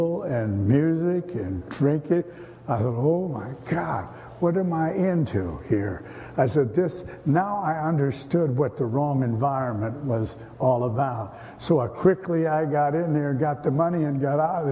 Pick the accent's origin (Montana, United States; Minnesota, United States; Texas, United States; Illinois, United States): Minnesota, United States; St. Paul; I grew up there in St. Paul, and I lived on St. Anthony Avenue